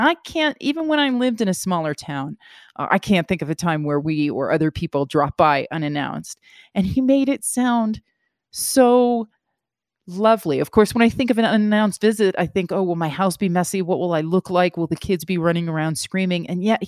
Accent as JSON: {"language": "English", "town": "New York City", "region": "New York", "country": "United States", "said": "I'm a New Yorker first and foremost, and I lived in the same apartment for, 5 or 6 years on the same floor."}